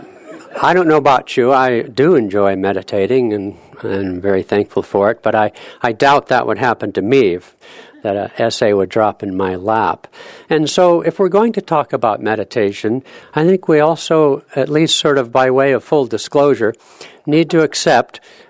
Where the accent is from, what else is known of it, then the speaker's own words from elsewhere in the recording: California, United States; now in Seattle, United States; I'm from California originally